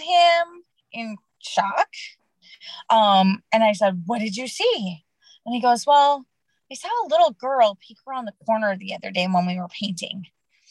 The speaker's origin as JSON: {"language": "English", "town": "Chanhassen", "region": "Minnesota", "country": "United States", "tie": "born or raised there", "also_born_or_lived": "Anoka, Minnesota", "said": "I grew up in Chanhassen, so I am Minnesota born and raised"}